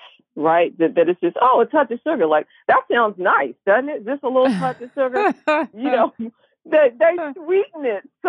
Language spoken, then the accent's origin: English; Washington, District of Columbia, United States; I grew up in Washington, D.C. when it was Chocolate City